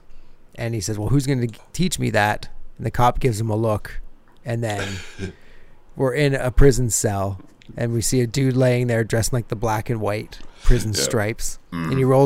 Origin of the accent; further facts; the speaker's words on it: Brooklyn, New York, United States; I'm from Brooklyn.